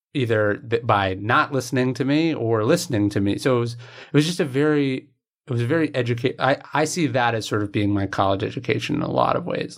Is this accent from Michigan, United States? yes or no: no; right outside Sacramento, California, United States; I grew up in right outside Sacramento